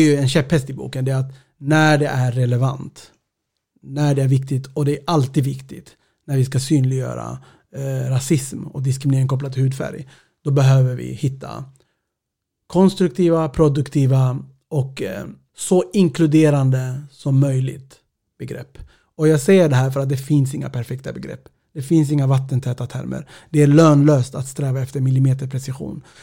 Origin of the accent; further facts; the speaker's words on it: Sweden; Ibland kanske det är viktigt att säga att jag är svensk etiopier identitet är flytande.